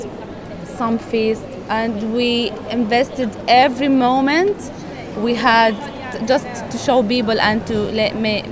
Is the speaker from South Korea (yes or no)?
no; Idlib, Idlib Governorate, Syria; moved away as an adult; also born or lived in Aleppo; now in United Kingdom; I was living in a town called Idlib. It's just next to Aleppo.